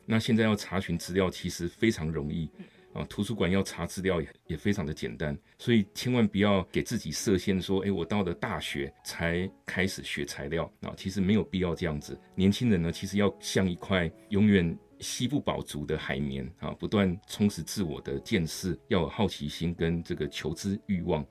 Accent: Kaohsiung, Taiwan; now in Hsinchu, Taiwan; 我是高雄人

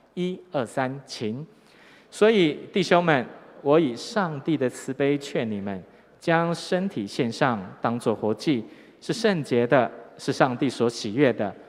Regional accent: Tainan, Taiwan; moved away; also born or lived in northern Taiwan; 我的故乡台南，哈，有一间很有名的学校，这间大学叫做成功大学，叫成大

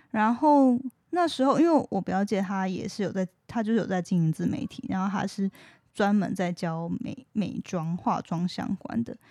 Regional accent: Taiwan; accent: Taiwanese Mandarin; 我自己的台湾国语越来越，越来越严重了

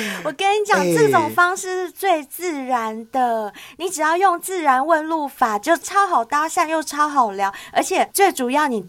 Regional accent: Taipei, Taiwan; 嗯、哦，我是台北人，对，

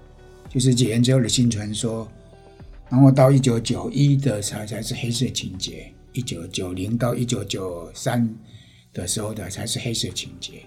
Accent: Penghu County, Taiwan; now in Kaohsiung, Taiwan; 是不是又归结到我呃澎湖时期幼年时期的墨的感染，

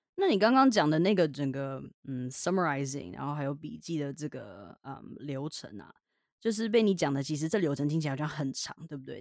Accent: Taiwan; accent: Taiwanese Mandarin; also born or lived in Richmond, British Columbia, Canada; 我今天怎么那么台湾国语

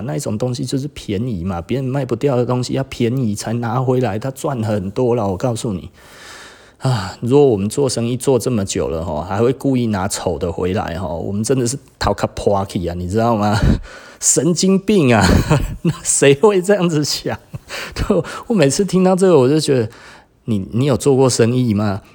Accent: Taiwan; 我们台湾人

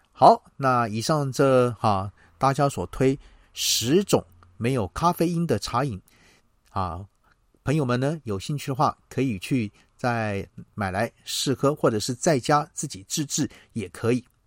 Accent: Taiwan; 我们台湾人爱喝茶

